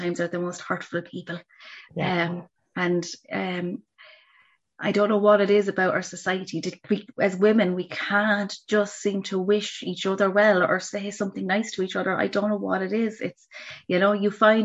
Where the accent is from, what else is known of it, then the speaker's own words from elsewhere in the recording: Laois, Ireland; moved away; I'm from Leash originally